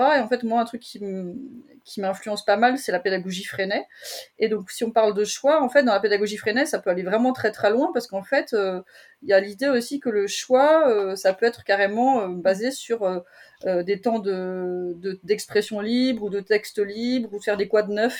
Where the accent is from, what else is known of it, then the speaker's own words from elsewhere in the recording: Brittany, France; also born or lived in Paris suburbs; now in Paris region, France; parler de mes origines parce que je suis, je suis bretonne